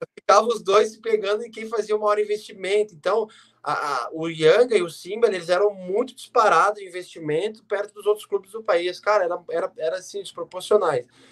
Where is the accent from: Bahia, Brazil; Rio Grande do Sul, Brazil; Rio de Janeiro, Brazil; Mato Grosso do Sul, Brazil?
Rio Grande do Sul, Brazil